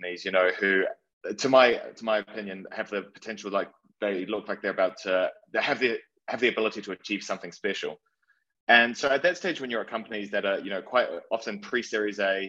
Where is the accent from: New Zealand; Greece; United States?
New Zealand; moved away as an adult; now in London, United Kingdom; I'm originally from New Zealand, and when I moved to London 8 years ago